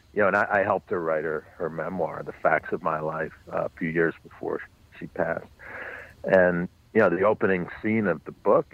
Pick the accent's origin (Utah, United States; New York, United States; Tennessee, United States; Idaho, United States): New York, United States; New York City; born or raised there